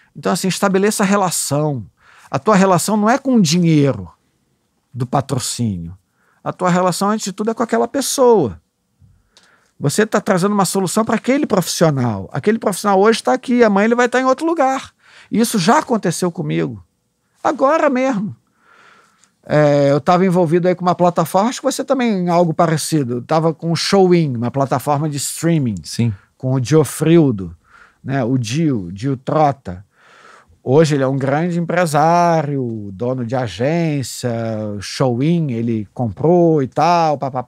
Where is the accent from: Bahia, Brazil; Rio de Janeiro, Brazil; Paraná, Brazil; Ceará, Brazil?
Rio de Janeiro, Brazil; Eu sou um garotinho da Zona Sul. Ah, nasci no Catete, mas depois vim morar com a minha mãe em Ipanema.